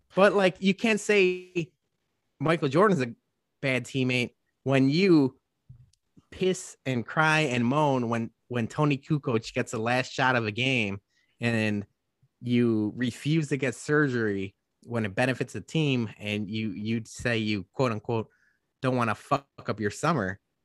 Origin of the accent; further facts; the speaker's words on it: Guadalajara, Jalisco, Mexico; now in Chicago, United States; Guadalajara, Jalisco, Mexico. My hometown